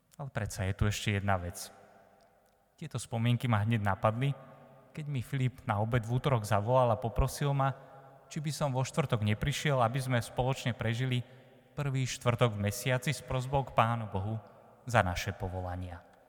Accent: Slovakia; also born or lived in eastern Slovakia; ja východňar nie som, som tu z Nového mesta, ale tri roky som teraz bol na východe

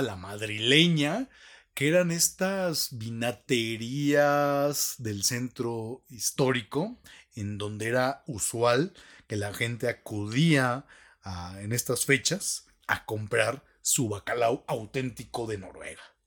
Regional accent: Mexico; como mexicanos, nos hemos afanosamente dedicado a construir un puente

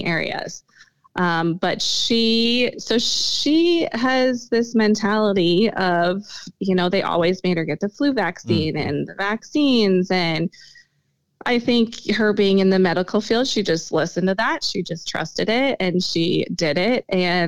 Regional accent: Sioux Falls, South Dakota, United States; I was born and raised here

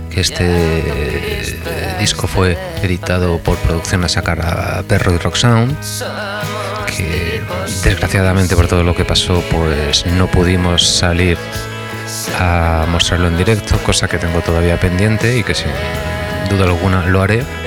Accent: Murcia, Region of Murcia, Spain; moved away as an adult; also born or lived in Madrid; now in Barcelona, Spain; lo grabé en Murcia, que es originariamente de donde soy

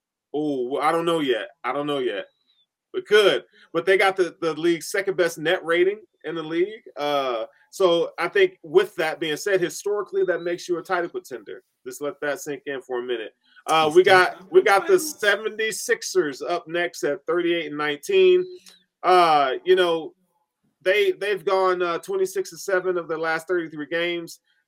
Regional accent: Tennessee, United States; I will hate on them, and I'm from Tennessee, okay?

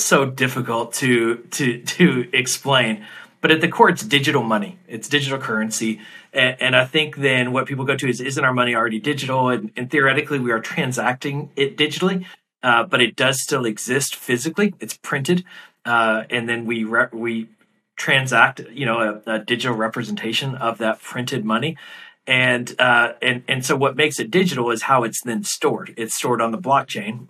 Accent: United States; now in New York City, United States; you, as an American

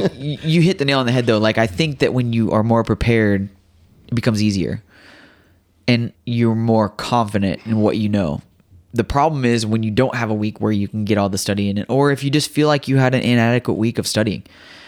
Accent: Midwest, United States; I grew up racing dirt tracks. I grew up in the Midwest.

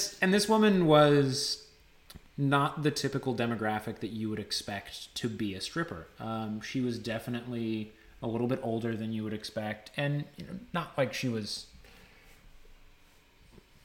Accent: United States; we grow up here in the U.S.

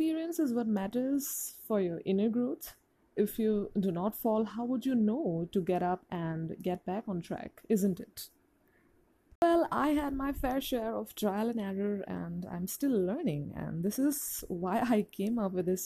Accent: Assam, India; I'm from India's naughty state of Assam

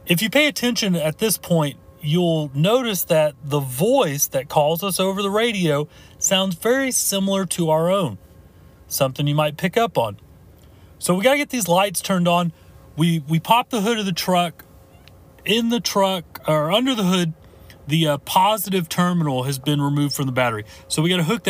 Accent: United States

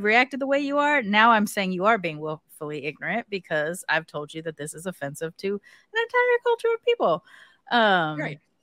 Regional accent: California, United States; I'm from California

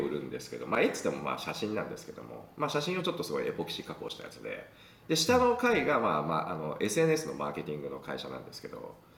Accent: Chiba, Japan; moved away as an adult; also born or lived in Tokyo; now in Amsterdam, Netherlands; 東京、まあ、千葉生まれなんですけど、まあ、東京でもう本当近郊だから東京な感じだから上京するっていう感覚がやっぱり分からなくて

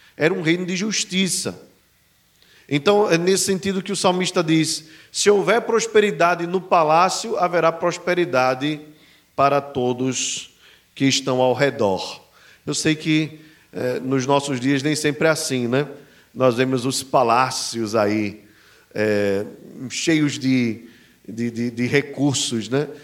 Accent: Brazil; somos brasileiros e não judeus. Mas em Cristo Jesus, eu e você, brasileiros

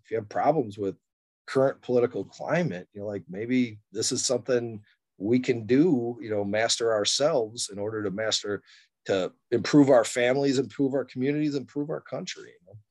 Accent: Elk Grove Village, Illinois, United States; also born or lived in Wood Dale, Illinois; now in Elmhurst, United States; I was born in Elk Grove Village at uh, Alexian Brothers Hospital

